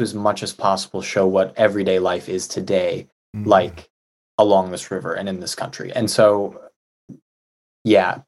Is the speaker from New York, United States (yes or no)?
yes; New York, United States; I said New York